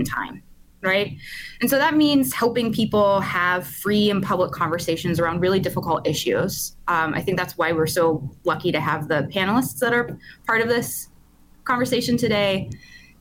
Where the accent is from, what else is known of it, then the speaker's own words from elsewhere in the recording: Pittsburgh, Pennsylvania, United States; I grew up in Pittsburgh in the 90s